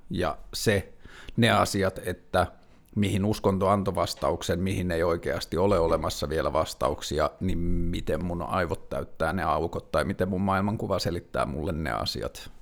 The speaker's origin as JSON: {"language": "Finnish", "town": "Tornio", "region": "Lapland", "country": "Finland", "tie": "born or raised there", "moved": "yes", "lives_now": "Helsinki, Finland", "said": "mä oon kasvanut Torniossa"}